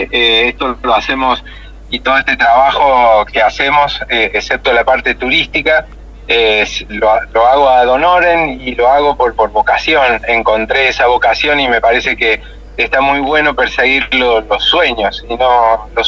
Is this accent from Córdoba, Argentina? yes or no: yes; Río Cuarto, Córdoba, Argentina; Yo soy oriundo de Río Cuarto. Eh, yo nací en Río Cuarto